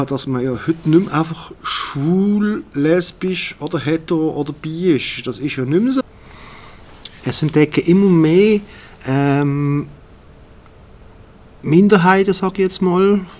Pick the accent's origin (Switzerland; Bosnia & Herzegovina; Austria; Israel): Switzerland; Ich bin auch Schweizer in erster Linie.